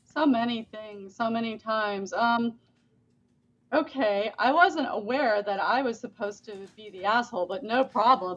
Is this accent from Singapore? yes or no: no; Boynton Beach, Florida, United States; also born or lived in England; I'm from Florida